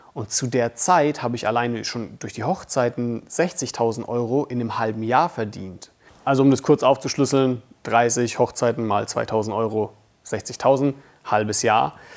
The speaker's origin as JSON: {"language": "German", "town": "Bamberg", "region": "Bavaria", "country": "Germany", "said": "Ich komme aus Bamberg."}